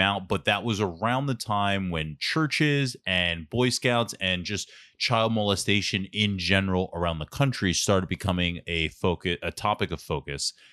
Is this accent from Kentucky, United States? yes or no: no; Philadelphia, Pennsylvania, United States; accent: Philly; moved away as an adult; also born or lived in Stamford, Connecticut; it took a month for people to hook onto my accent. I never realized how Philly I was